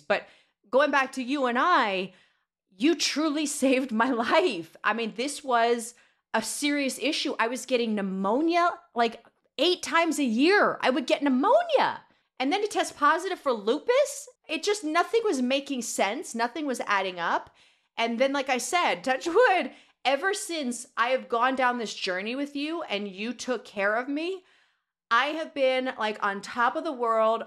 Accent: Los Angeles, California, United States; Born in Van Nuys

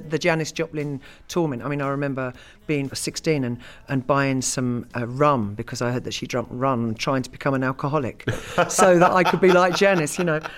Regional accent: United Kingdom

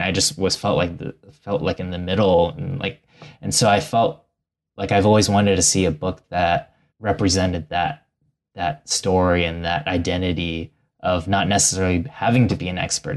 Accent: Ohio, United States; my family is from Taiwan and they immigrated in the 80s and I grew up in Ohio

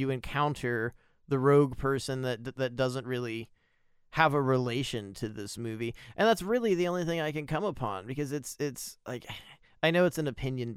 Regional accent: United States; I'm an American

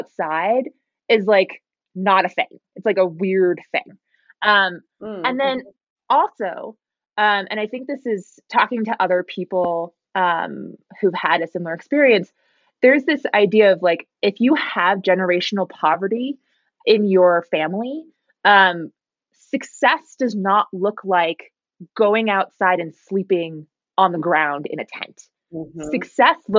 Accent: New Jersey, United States; also born or lived in Silicon Valley / Bay Area; now in Lake Tahoe, United States; I grew up in New Jersey

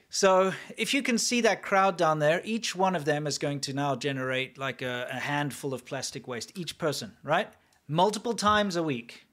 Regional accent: South Africa; moved away; where I grew up in South Africa

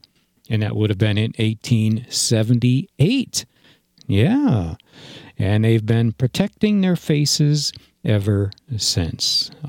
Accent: Granville, New York, United States; growing up in Granville, New York

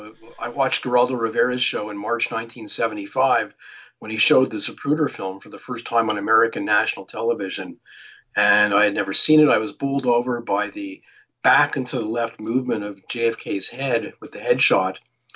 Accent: Montreal, Quebec, Canada; also born or lived in New York City; now in Ottawa, Canada; I was born in Montreal, grew up in Montreal, although I lived in New York City for 6 years.

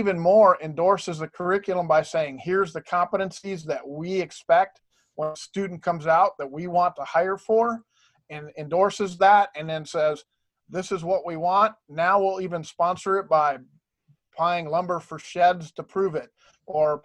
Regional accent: Tucson, Arizona, United States; also born or lived in Ohio; I've been in Arizona since 73 when I moved here from Ohio. I got into education because I was a CTE student in Tucson

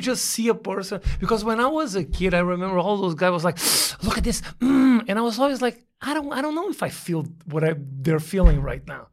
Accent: Porto Alegre, Rio Grande do Sul, Brazil; also born or lived in São Paulo; I was born in the south of Brazil in a city

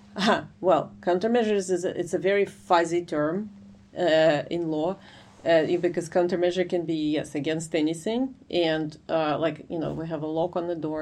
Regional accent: Ukraine; moved away as an adult; now in United States; I'm originally from Ukraine, but I came to study in the US uh, for my graduate degree, and I stayed after

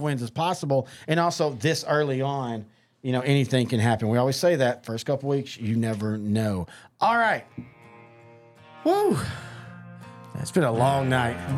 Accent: East Texas, United States; I'm from East Texas

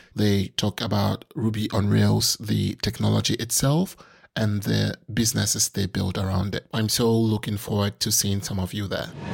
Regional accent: Ghana; I'm from Ghana, uh, it's, it's on the African continent

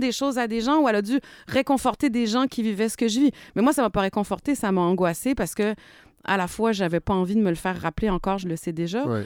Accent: Quebec, Canada; moved away; also born or lived in France; j'ai été victime de racisme dans mon pays natal

